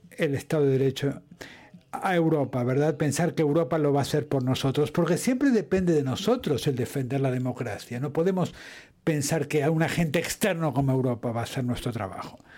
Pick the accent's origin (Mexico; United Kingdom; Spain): United Kingdom; Spanish is a second language; Bueno, yo sigo siendo un europeo apasionado, un europeo británico, y existen, ¿eh? existimos, existimos los europeos o los europeístas británicos y además estamos intentando regresar.